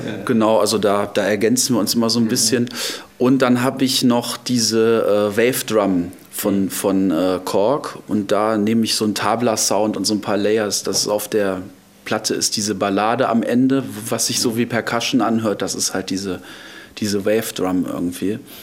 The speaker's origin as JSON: {"language": "German", "town": "Düsseldorf", "region": "North Rhine-Westphalia", "country": "Germany", "tie": "born or raised there", "also_born_or_lived": "Arnhem, Netherlands", "lives_now": "Hilden, Germany", "said": "ich bin äh, gebürtig aus, äh, darf ich das jetzt sagen, aus ja. Düsseldorf"}